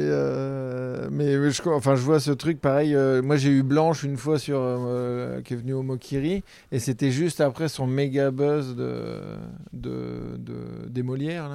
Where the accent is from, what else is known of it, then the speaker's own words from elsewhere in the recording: Normandy, France; Je suis normand